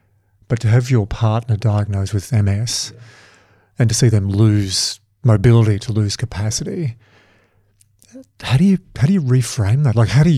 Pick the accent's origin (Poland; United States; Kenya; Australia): Australia; as an Aussie